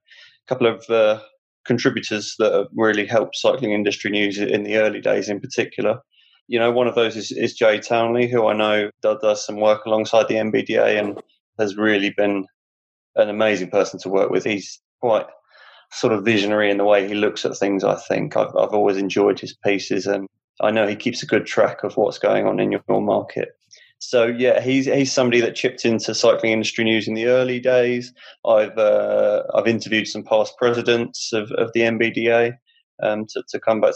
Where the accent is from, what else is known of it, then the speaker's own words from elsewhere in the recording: Hertford, East of England, United Kingdom; my hometown